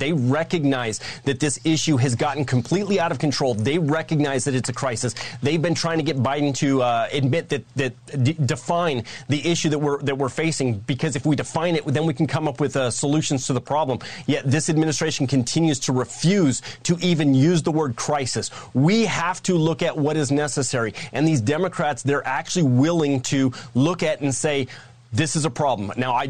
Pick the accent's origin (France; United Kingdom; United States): United States; Arizona; my home state of Arizona, where I patrol the border.